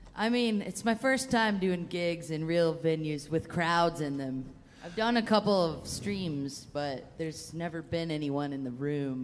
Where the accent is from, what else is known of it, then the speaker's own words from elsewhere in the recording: Atlanta, Georgia, United States; moved away; also born or lived in Western United States; I'm from Georgia, but I'm from Atlanta, so like. I didn't like I didn't play bluegrass until I moved out west